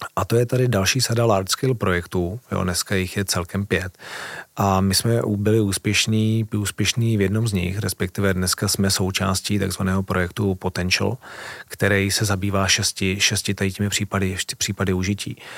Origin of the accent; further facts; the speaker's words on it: Czechia; já jako Čech